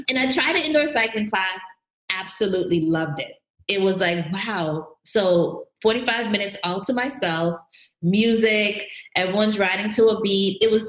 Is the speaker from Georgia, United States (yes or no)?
yes; Atlanta, Georgia, United States; moved away as an adult; also born or lived in Jamaica / New Jersey / Harlem, New York; now in New York, United States; I'm originally from Jamaica. We came over to the U.S. when I was younger, but I grew up in Atlanta.